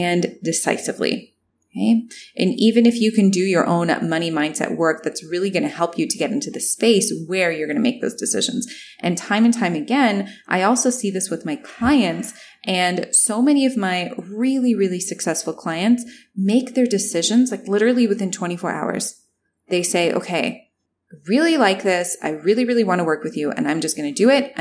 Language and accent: English; Canada; also born or lived in Toronto; I'm Canadian and I was in Toronto